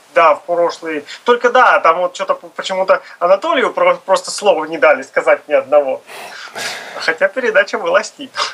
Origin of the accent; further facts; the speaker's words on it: Astrakhan Oblast, Russia; Я из Астраханской области